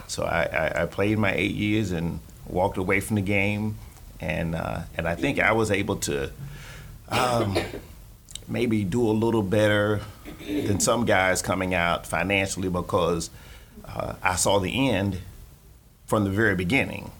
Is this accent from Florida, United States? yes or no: yes; Florida, United States; also born or lived in Chicago; now in Gainesville, United States; growing up in Florida